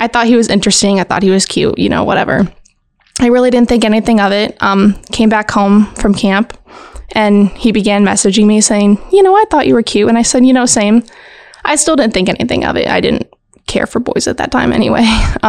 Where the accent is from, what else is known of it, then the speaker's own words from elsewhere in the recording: California, United States; also born or lived in Hawaii; now in Indiana, United States; I am a military brat. I grew up in Southern California, lived in Hawaii for a few years. And now I'm back here in Indiana.